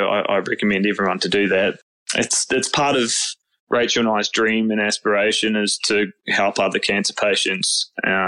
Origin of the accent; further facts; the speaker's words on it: New Zealand; moved away; I'm originally from New Zealand, so all my cousins and stuff are over there